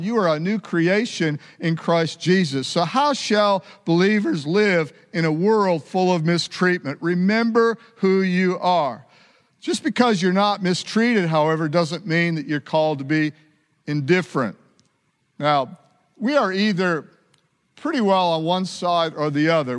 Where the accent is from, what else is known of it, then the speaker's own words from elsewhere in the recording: United States; I was born in America. I've got an accent